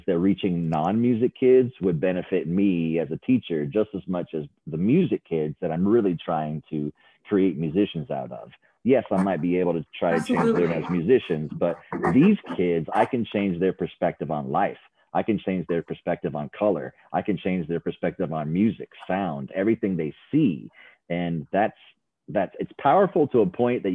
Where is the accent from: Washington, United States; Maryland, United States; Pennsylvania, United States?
Washington, United States; Seattle; also born or lived in Philadelphia; I was under 2 years old and we moved from Philadelphia to Seattle.